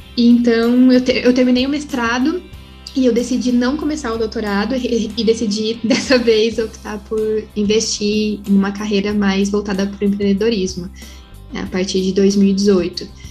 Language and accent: Portuguese; Paraná, Brazil; moved away as an adult; now in São Paulo, Brazil; Eu sou do Paraná, sou lá do Sul